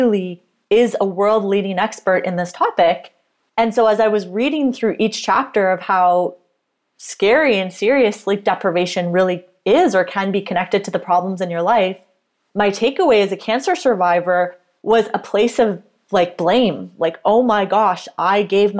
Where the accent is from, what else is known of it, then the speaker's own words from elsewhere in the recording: Canada; I am a Canadian registered dietitian and sports nutritionist